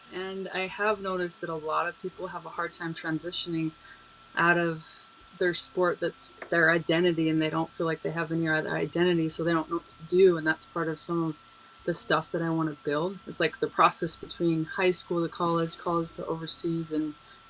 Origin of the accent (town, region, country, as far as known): Utah, United States